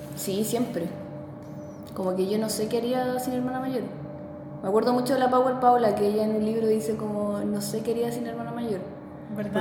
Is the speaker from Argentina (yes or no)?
no; Santiago, Santiago Metropolitan Region, Chile; nací en Santiago, en Ñuñoa.